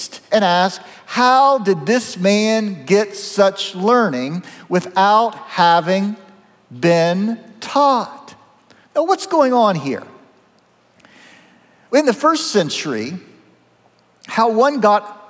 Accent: Zanesville, Ohio, United States; my hometown of Zanesville

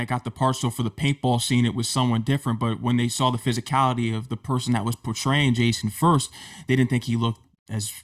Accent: Connecticut, United States; I'm actually from Connecticut, so I'm around the tri-state area

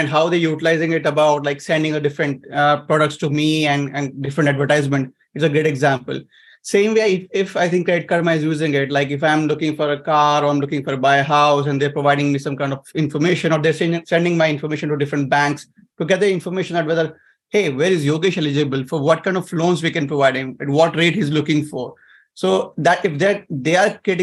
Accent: India; moved away as an adult; now in United States; I'm coming from Asia

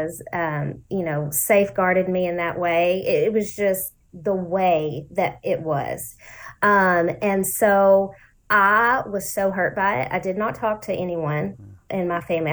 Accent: Lancaster, Texas, United States; also born or lived in Ellis County, Texas; I was in Lancaster. So that's where I grew up

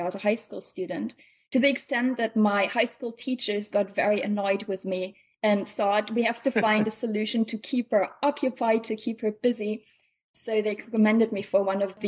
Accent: Eastern Westphalia, North Rhine-Westphalia, Germany; also born or lived in near Bonn, Germany; now in Chicago, United States; I'm originally from Germany. I was born in like a tiny village close to Bonn, which is the former capital, so it's the western part of Germany

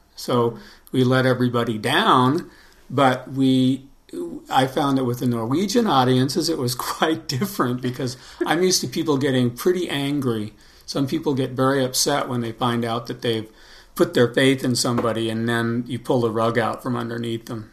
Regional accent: Los Angeles, California, United States; I'm from uh, Los Angeles, and I grew up in Los Angeles

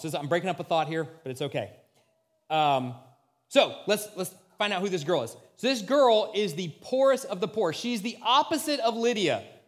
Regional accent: United States; as American Christians

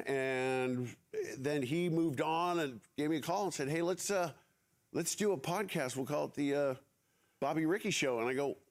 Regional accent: San Francisco, California, United States; we grew up in San Francisco. You know, we're Bay Area people

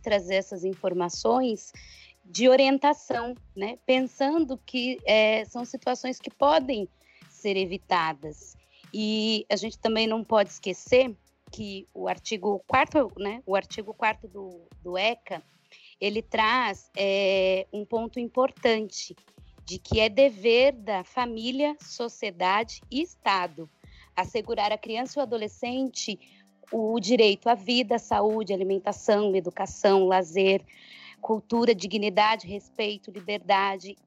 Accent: Brazil; Nós, enquanto brasileiros

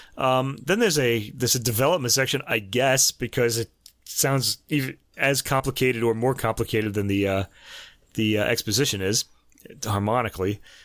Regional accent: United States; And now I'm American

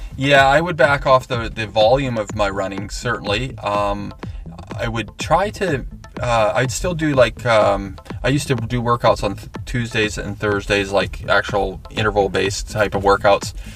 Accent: Okanagan, British Columbia, Canada; I grew up racing in the Okanagan

